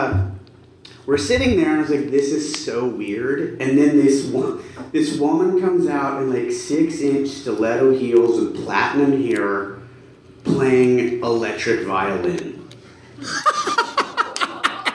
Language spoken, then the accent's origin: English; Satellite Beach, Florida, United States; I grew up in Florida. In fifth grade, they played that movie for free. In Satellite Beach